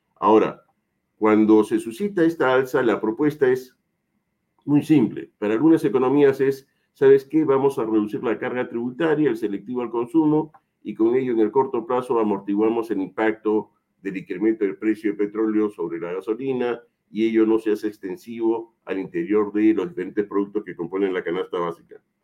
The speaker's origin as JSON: {"language": "Spanish", "country": "Peru", "said": "Me basta con ser peruano"}